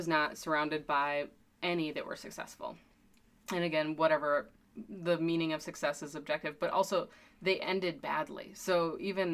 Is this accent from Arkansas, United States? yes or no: no; Wisconsin, United States; also born or lived in Milwaukee; I'm from Wisconsin, but I've been living in Milwaukee for about 12 years now